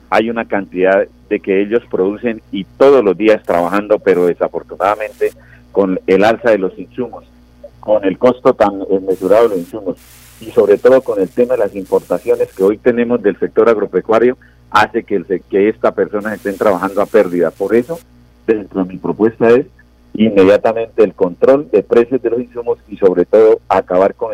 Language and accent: Spanish; Concepción, Santander, Colombia; yo soy de Concepción, oriundo de este municipio